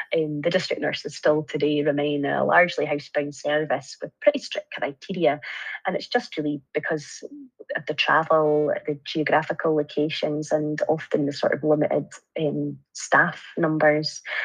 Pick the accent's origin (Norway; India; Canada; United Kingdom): United Kingdom; Arbroath, Scotland; also born or lived in Edinburgh / France; a job came up in my hometown uh, in Arbroath